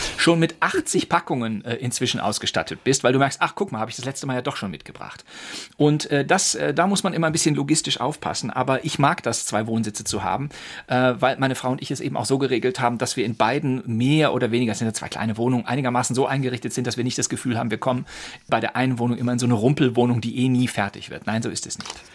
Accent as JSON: {"language": "German", "region": "Rhineland", "country": "Germany", "also_born_or_lived": "Cologne / Berlin", "said": "das Rheinland ist und bleibt meine Heimat."}